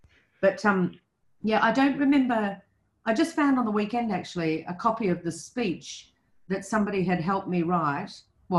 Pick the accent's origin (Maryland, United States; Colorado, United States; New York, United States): New York, United States; Albany; I'm from Albany. I have a sister and a brother. You know, I'm 17.